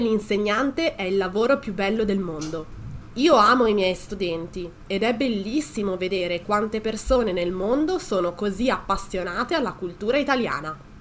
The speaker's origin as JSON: {"language": "Italian", "town": "Pero", "region": "Lombardy", "country": "Italy", "moved": "yes", "lives_now": "Toronto, Canada", "said": "Io sono di Milano, per la precisione di Pero, un piccolo paesino in provincia"}